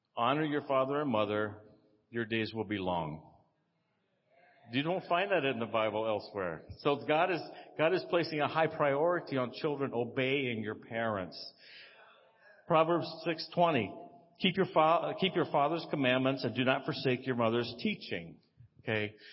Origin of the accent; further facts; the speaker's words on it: Texas, United States; I'm from Texas